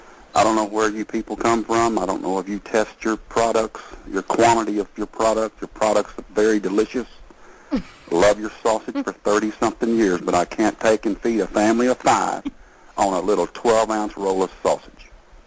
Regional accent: Texas, United States; I'm not from the North. I'm a Texas man.

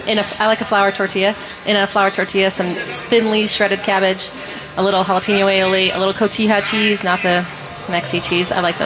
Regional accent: Michigan, United States; that's what I grew up in Michigan.

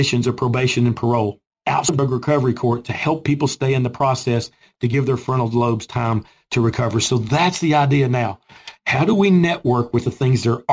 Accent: Gray, Tennessee, United States; I grew up in Boone's Creek, which is Gray, Tennessee. Okay, my address was Gray, Tennessee as a kid. This is my community, mm-hmm. where I was born and raised.

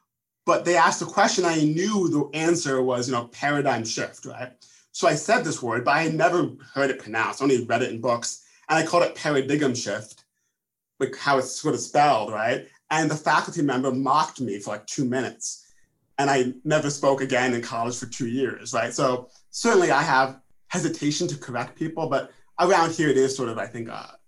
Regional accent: New York, United States; Westchester County, outside of New York City.

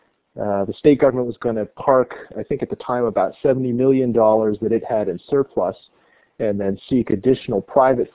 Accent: California, United States; moved away as an adult; also born or lived in New Jersey; now in Maine, United States; Originally, I was born in New Jersey, but pretty much grew up in California

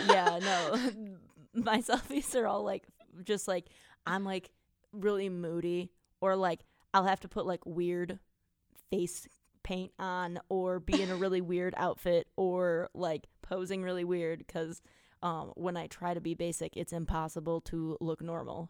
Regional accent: Wisconsin, United States; we're from Wisconsin

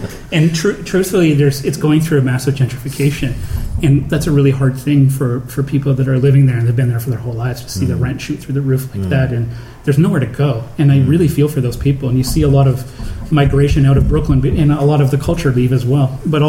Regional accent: Canada; now in United States; I noticed when I first moved there that as a Canadian and the whole sort of racial tension that goes on in the U.S., it's like, it's not my fight.

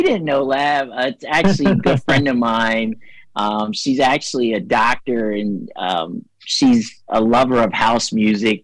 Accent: New Jersey, United States; I grew up in South Jersey, but lived 10 miles from Philadelphia

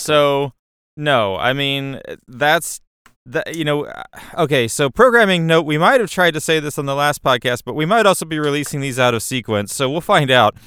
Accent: United States; I'm an American

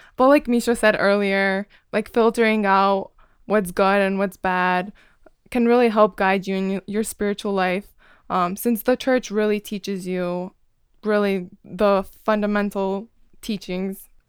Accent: Chicago, Illinois, United States; moved away as an adult; now in Ann Arbor, United States; I'm from Chicago

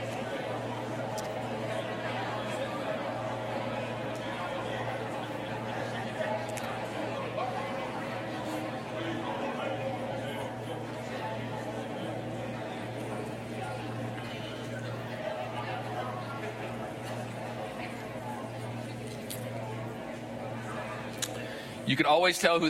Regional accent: Ohio, United States; now in Georgia, United States; I grew up in Ohio.

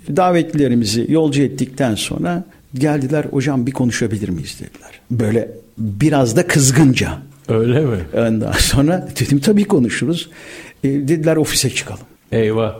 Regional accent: Istanbul, Turkey; Ben Erzincan kökenli bir aileye mensubum. bin dokuz yüz elli yedi İstanbul Balat doğumluyum.

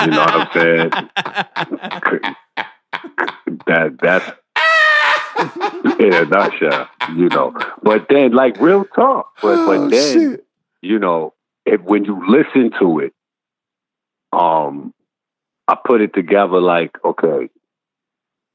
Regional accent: New York City, New York, United States; I'm from Marcy Project

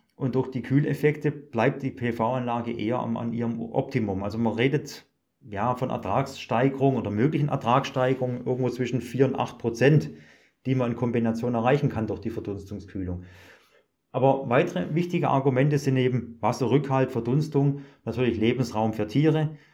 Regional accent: Germany; bei uns in Deutschland

